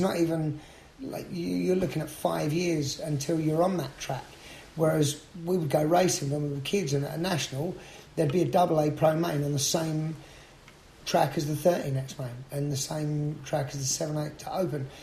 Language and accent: English; London, United Kingdom; now in United States; I'm from London